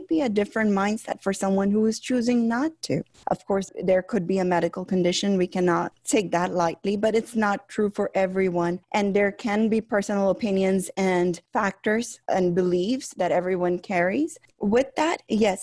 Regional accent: Chicago, Illinois, United States; I grew up here in Chicago

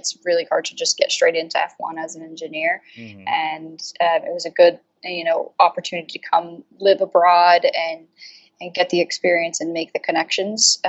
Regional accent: Colorado, United States; moved away as an adult; now in United Kingdom; Definitely not from the UK. I'm from Colorado originally.

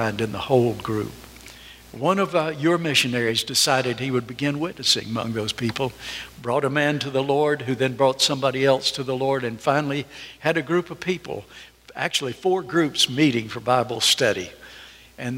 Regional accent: North Carolina, United States; moved away; I'm from North Carolina

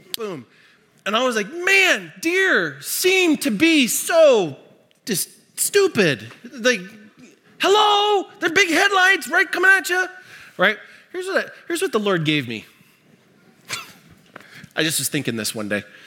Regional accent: Libby, Montana, United States; I grew up in Montana. Um, in fact, I grew up in Libby, Montana, uh, the asbestos capital of the world.

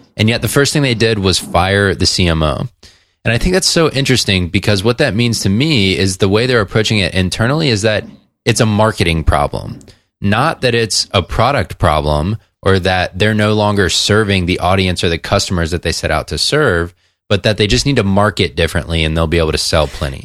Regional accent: Atlanta, Georgia, United States; Coke's in my hometown

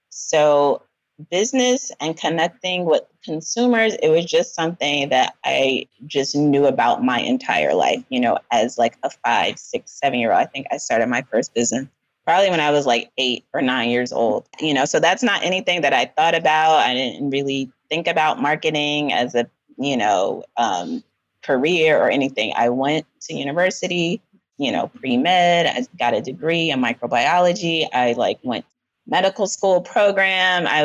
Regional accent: East Coast, United States; also born or lived in Philadelphia / New York / Washington DC / California; now in Ghana; So I grew up in the US and mainly on the East Coast in Philadelphia, New York. I went to school in DC, but I was actually born um, in California

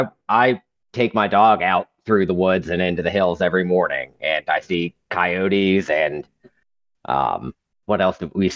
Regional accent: Ohio, United States; now in West Virginia, United States; growing up in Ohio, you know, the most trees that I saw were in my neighborhood.

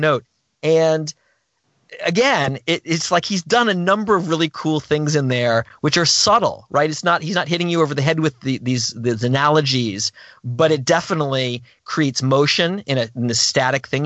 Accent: Gainesville, Florida, United States; I grew up in Gainesville, Florida

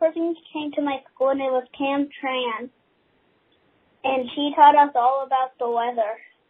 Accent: Greensburg, Pennsylvania, United States; I'm from Greensburg, Pennsylvania.

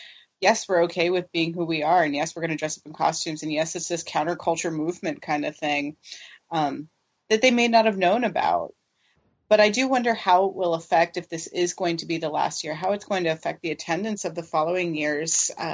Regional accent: Florida, United States; I'm from Florida.

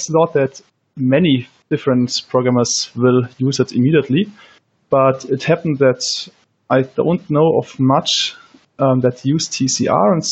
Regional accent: Germany; I'm from Germany

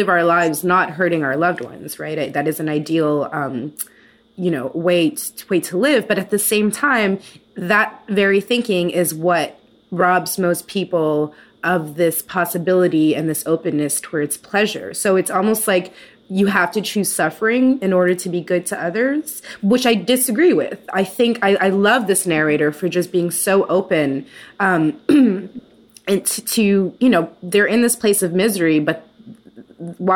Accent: Canada; as a Canadian

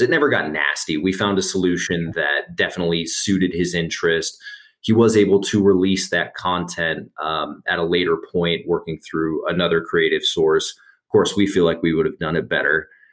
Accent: Las Vegas, Nevada, United States; now in Denver, United States; I'm originally from Las Vegas, Nevada, but I've been in Denver uh, in excess of ten years at this point

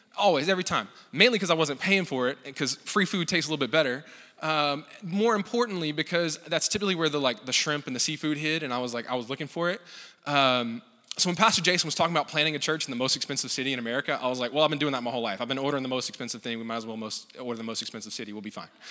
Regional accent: Louisiana, United States; I grew up in Louisiana

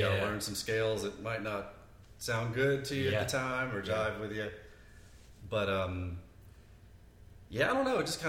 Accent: Atlanta, Georgia, United States; also born or lived in Boston; I'm from Atlanta, so came back, went to Georgia State

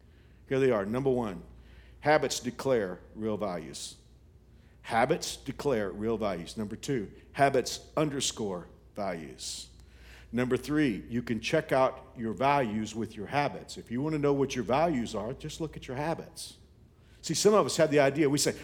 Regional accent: Texas, United States; now in Kansas, United States; You know, when I came here in 1985 from Texas, I was kind of pumped about the two sports teams in Kansas.

